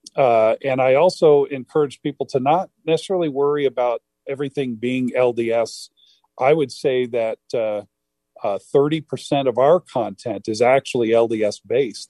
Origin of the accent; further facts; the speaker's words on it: Harlingen, Texas, United States; now in Utah, United States; in Harlingen, Texas, where I grew up near South Padre Island and McAllen